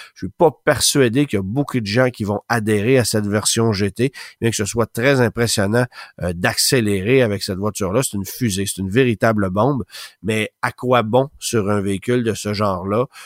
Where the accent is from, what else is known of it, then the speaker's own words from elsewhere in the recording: Canada; chez nous au Canada